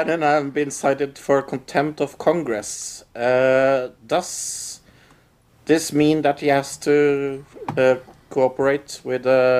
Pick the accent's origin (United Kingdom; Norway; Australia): Norway